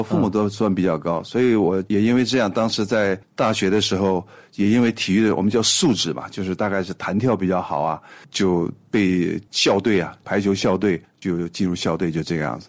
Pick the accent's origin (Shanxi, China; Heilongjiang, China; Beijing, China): Heilongjiang, China; Harbin; 我呢是出生在一个哈尔滨的一个普通的工人家庭